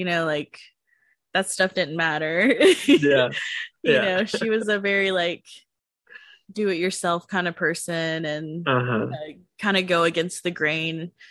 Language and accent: English; United States; also born or lived in Marshall Islands (ancestry); those are things that I learned as an American. I didn't grow up in my natural culture